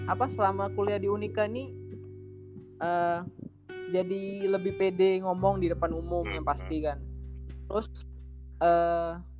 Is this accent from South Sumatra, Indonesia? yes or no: yes; Palembang, South Sumatra, Indonesia; now in Semarang, Indonesia; soalnya kan uh, aku sendiri dari Palembang terus kayak merantau ke Semarang ya jauh banget